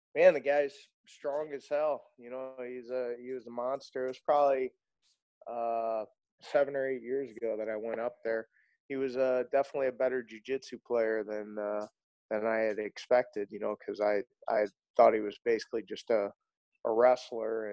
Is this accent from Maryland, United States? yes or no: no; St. Louis, Missouri, United States; I grew up in uh, South County, born and raised in St. Louis